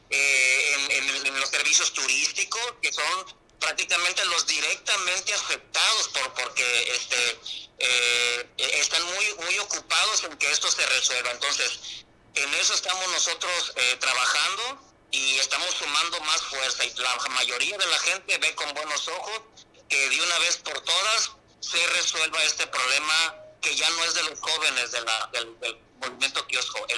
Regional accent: Acapulco, Guerrero, Mexico; somos nacidos aquí en Acapulco

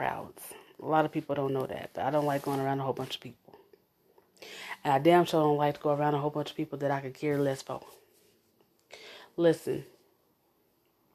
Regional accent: Omaha, Nebraska, United States; I was raised in North Omaha. I was raised in the bottoms. Born and raised, baby.

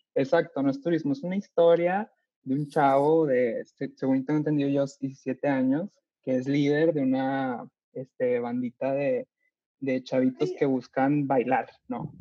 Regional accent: Monterrey, Nuevo León, Mexico; de donde yo soy, yo nací aquí

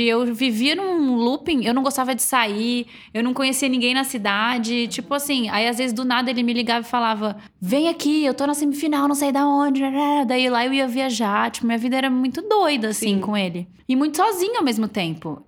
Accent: Florianópolis, Santa Catarina, Brazil; moved away as an adult; now in São Paulo, Brazil; eu sou de Floripa

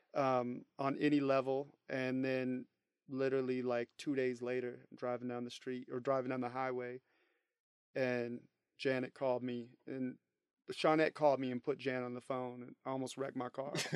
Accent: Dallas, Texas, United States; moved away as an adult; now in Los Angeles, United States; I'm originally from Dallas, Texas

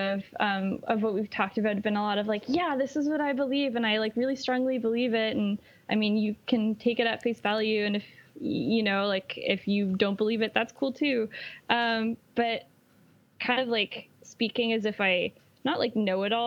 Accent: Canada; I'm Canadian

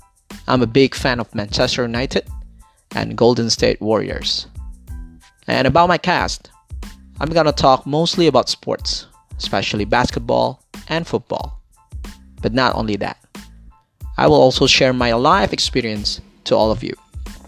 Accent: Indonesia; I come from Indonesia. I'm a teacher, and I teach primary level.

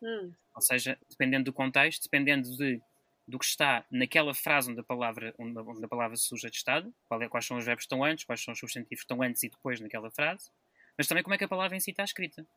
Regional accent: Lisbon, Portugal; moved away; eu sou de Lisboa

